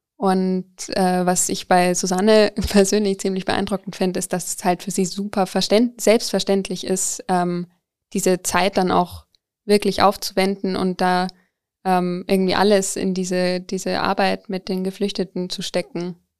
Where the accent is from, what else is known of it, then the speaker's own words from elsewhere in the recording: Coburg, Bavaria, Germany; ich komme eigentlich aus Coburg